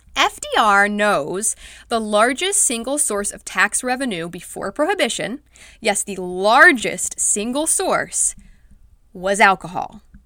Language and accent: English; United States; growing up in the United States